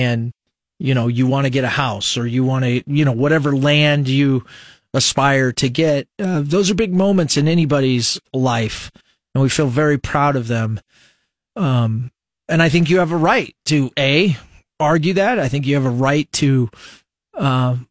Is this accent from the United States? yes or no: yes; Nebraska, United States; born or raised there